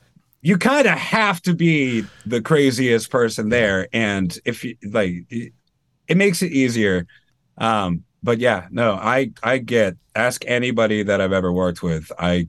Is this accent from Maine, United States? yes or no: yes; Maine, United States; I mean, I don't really sound like I'm from Maine either. Like I don't think I have much of a Maine accent.